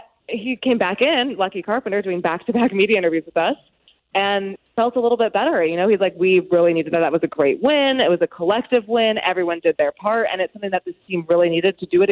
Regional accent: West Coast, United States; moved away; it's my hometown

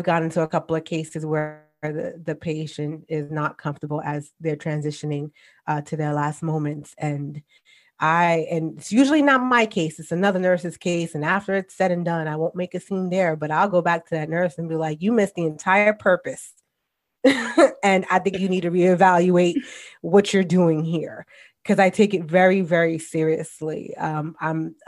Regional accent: New York City, New York, United States; moved away; born and raised in the Bronx. Yes, I'm a New Yorker

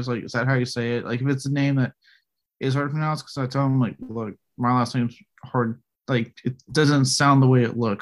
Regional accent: Beaumont, Texas, United States; I was born in East Texas, Beaumont, Texas

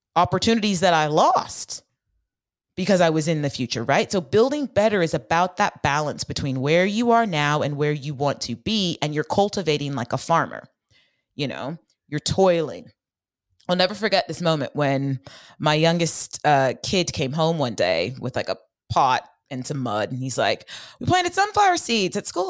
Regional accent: Bay Area, California, United States; I grew up in the Bay Area in the nineties, and my mom worked in Silicon Valley

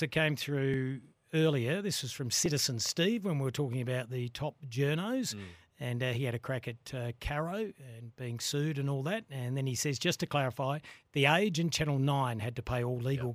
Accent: Australia; as an Australian

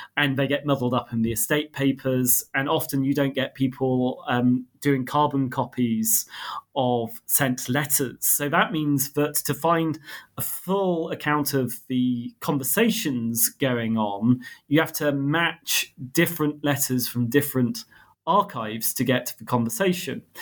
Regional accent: United Kingdom; I grew up in Britain, but I have ancestry on my mother's side from Armenia and Ethiopia

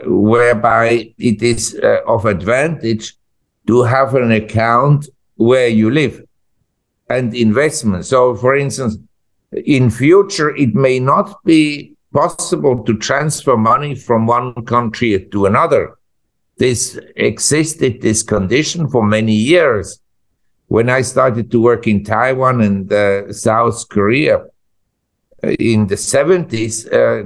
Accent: Switzerland; moved away as an adult; also born or lived in United States; now in Asia; I was born in Switzerland and I'm a Swiss, and I'm patriotic Swiss

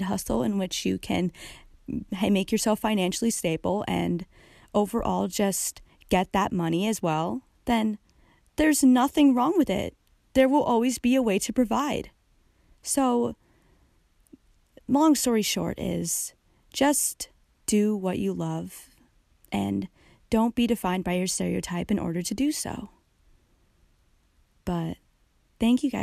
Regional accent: United States; As a girl growing up in America as a Filipino American

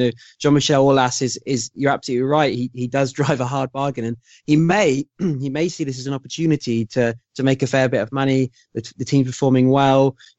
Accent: England, United Kingdom; as an Englishman

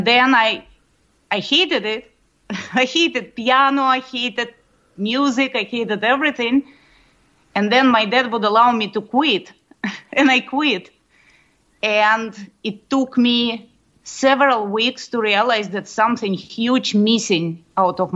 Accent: Moscow, Russia; moved away; I grew up in Moscow, Russia

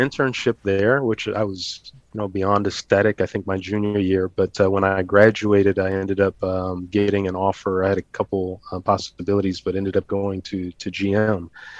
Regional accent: Colorado, United States; Growing up in Colorado

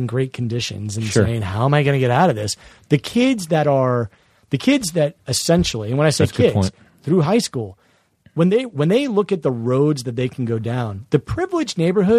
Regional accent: Vienna, Virginia, United States; my hometown, Vienna, Virginia?

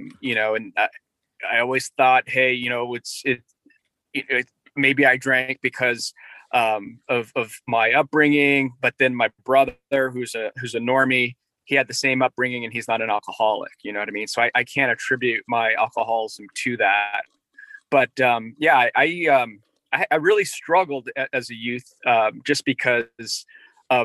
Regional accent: Northern Virginia, United States; also born or lived in Korea / Norfolk, Virginia; I grew up in Northern Virginia. So I came from Korea when I was one.

